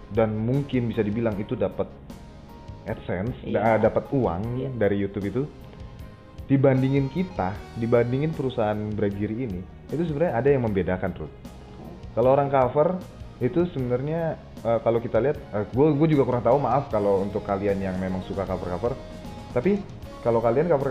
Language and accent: Indonesian; Jakarta, Indonesia; gue juga orang Jakarta terus nyari kerjaan itu susah banget